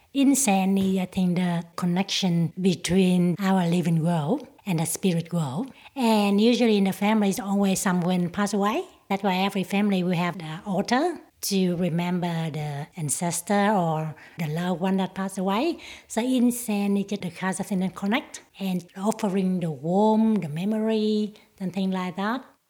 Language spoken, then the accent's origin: English; Vietnam; English is a second language; moved away as an adult; now in Footscray, Australia; I've been in Australia for more than 30 years. I'm from Vietnam